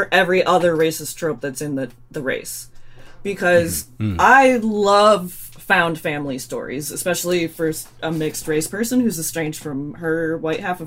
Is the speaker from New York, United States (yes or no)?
no; Michigan, United States; I'm from Michigan